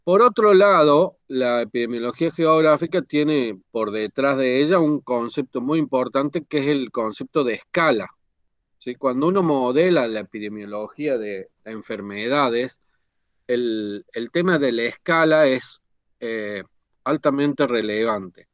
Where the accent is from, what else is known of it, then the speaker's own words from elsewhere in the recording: Córdoba, Argentina; vivo en Córdoba y soy de Córdoba